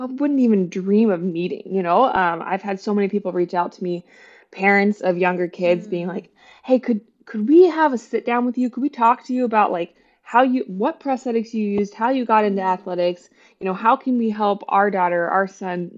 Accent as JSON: {"language": "English", "area": "West Virginia and then Ohio", "region": "Midwest", "country": "United States", "tie": "born or raised there", "moved": "as an adult", "lives_now": "Bloomington, United States", "said": "I grew up in West Virginia and then Ohio, and it was a small town"}